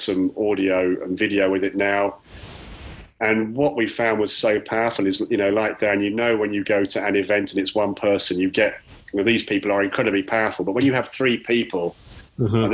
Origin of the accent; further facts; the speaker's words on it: Chalfont St Giles, South East England, United Kingdom; I'm from Chalfont Bucks in the UK